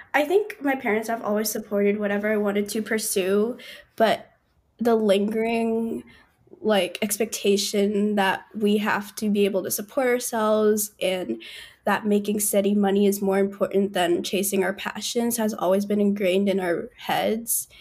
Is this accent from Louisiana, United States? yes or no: no; Northern Virginia, United States; I grew up in Nova, which is kind of whack in a lot of ways